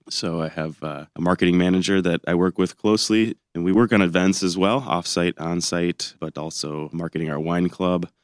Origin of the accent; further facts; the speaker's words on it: Ann Arbor, Michigan, United States; moved away as an adult; also born or lived in Oxford, Ohio / Barrington, Illinois / Abu Dhabi, United Arab Emirates; now in Northern Michigan, United States; I grew up in Ann Arbor